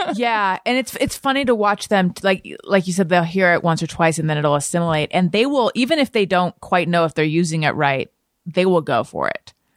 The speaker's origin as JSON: {"language": "English", "town": "Newport Beach", "region": "California", "country": "United States", "tie": "born or raised there", "also_born_or_lived": "Oakland, California", "said": "I grew up in, like, Corona del Mar, Newport Beach"}